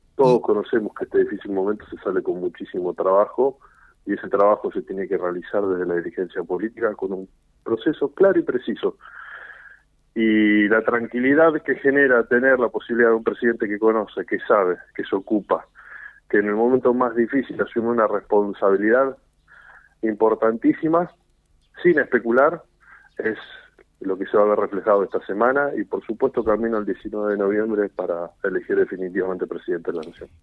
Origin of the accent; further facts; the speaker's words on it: Santa Fe, Argentina; nuestra provincia de Santa Fe